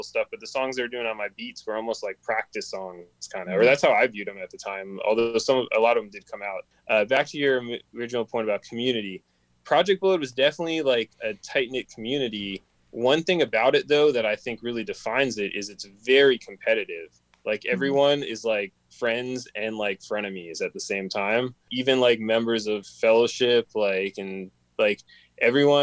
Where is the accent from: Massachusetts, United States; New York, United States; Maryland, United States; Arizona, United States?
Maryland, United States; now in Los Angeles, United States; I grew up in Maryland.